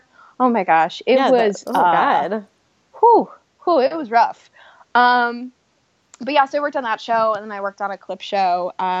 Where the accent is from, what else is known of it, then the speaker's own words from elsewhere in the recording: Ohio, United States; Like, I'm from Ohio. I didn't grow up in a house that hunts, but I understand hunting, you know?